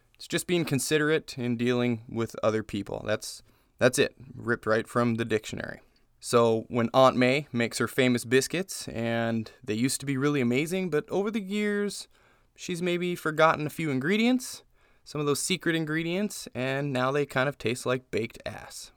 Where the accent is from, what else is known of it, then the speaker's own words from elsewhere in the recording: Las Vegas, Nevada, United States; moved away as an adult; now in Indiana, United States; We're from Vegas. I lived in Vegas for twenty years almost.